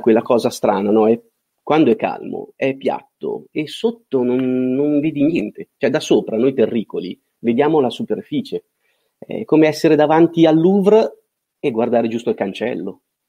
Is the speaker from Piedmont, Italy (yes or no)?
no; Milan, Lombardy, Italy; moved away as an adult; also born or lived in Genoa; nato e cresciuto a Milano